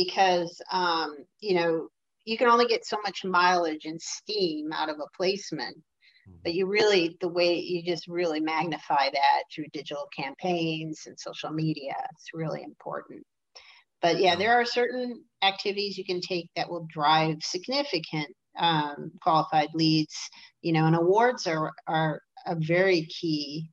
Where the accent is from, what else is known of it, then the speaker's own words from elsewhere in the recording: Detroit, Michigan, United States; I'm from Detroit